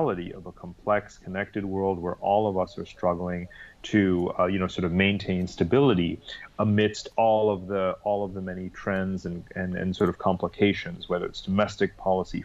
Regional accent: New York, United States; moved away as an adult; also born or lived in London; now in Singapore; I'm actually from the East Coast, from New York, where I grew up

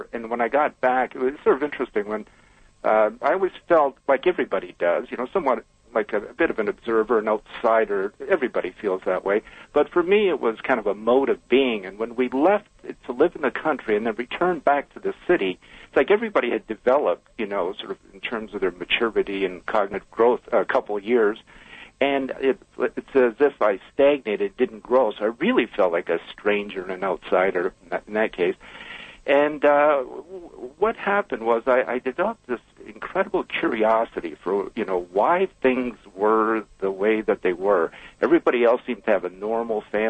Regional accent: Brantford, Ontario, Canada; I was born and raised in Brantford, Ontario.

